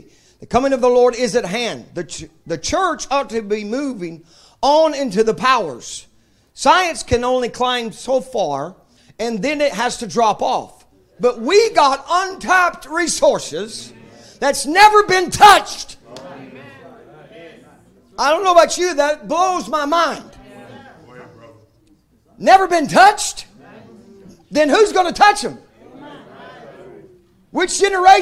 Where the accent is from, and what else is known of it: United States